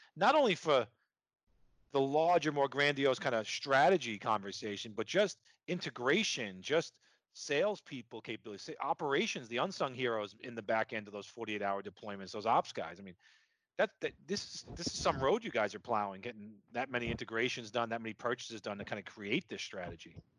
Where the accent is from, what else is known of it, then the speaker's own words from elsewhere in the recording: New York, United States; accent: New York; my New York accent